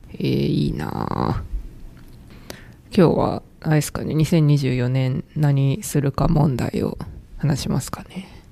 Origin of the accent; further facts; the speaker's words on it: Kansai, Japan; moved away; 地元が関西なんですけど、その関西の実家の近くの神社